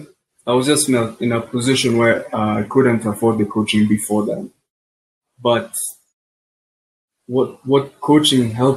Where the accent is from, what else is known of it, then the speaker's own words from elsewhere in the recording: Kenya; I'm from Kenya.